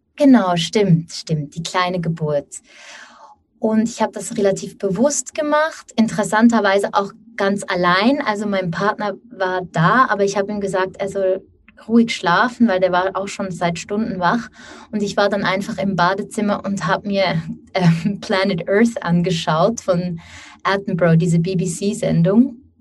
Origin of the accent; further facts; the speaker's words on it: Switzerland; now in Basel, Switzerland; ich bin aus der Schweiz. Wir wohnen in Basel.